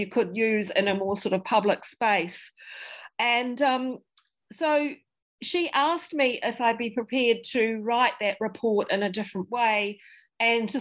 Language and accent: English; Dunedin, Otago, New Zealand; I'm from Dunedin, and I have ancestors that came here to Otago in the 1850s. I went to a local school, Otago Girls High School